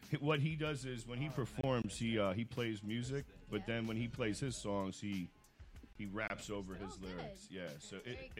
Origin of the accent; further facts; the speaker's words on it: New York City, New York, United States; I'm from Jackson Heights.